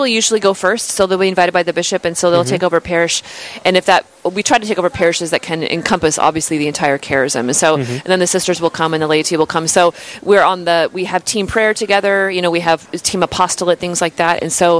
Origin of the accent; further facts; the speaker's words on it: Pacific Northwest, United States; moved away as an adult; also born or lived in North Dakota; I grew up in the Pacific Northwest where it's all rainy and we wear flannel and we're depressed. We drink coffee.